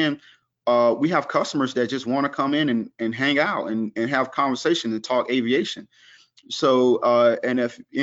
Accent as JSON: {"language": "English", "region": "the South", "country": "United States", "said": "I'm from the South, so we provide a Southern hospitality type atmosphere"}